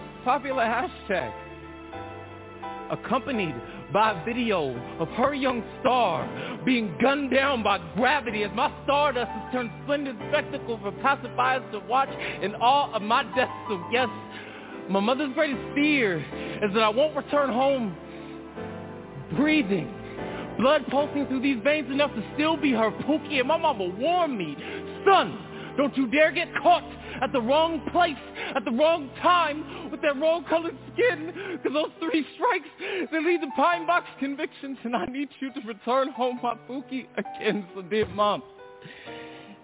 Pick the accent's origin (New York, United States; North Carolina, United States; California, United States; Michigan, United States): California, United States; Stockton; I'm from Southside Stockton